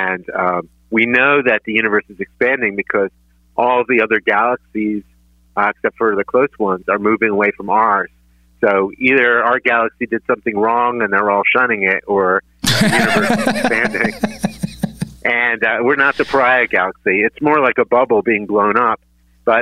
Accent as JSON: {"language": "English", "town": "Philadelphia", "region": "Pennsylvania", "country": "United States", "tie": "born or raised there", "said": "growing up in Northeast Philly. I went to George Washington"}